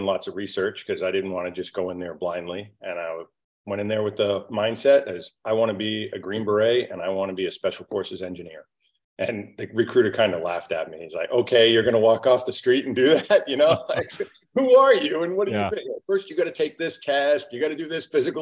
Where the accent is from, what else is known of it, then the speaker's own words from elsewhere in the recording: just south of Boston, Massachusetts, United States; I was born in the Northeast, just south of Boston, hardworking blue-collar family. My father was a builder, built houses, and we were very self-reliant.